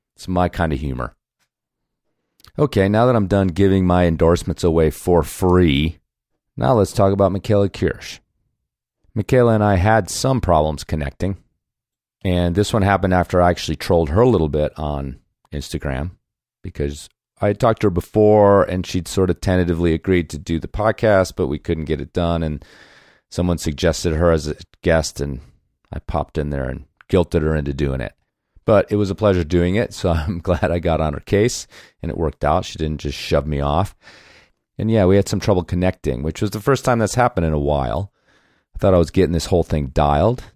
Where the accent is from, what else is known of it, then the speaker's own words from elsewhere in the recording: Chicago north suburbs, Illinois, United States; I'll just say Chicago.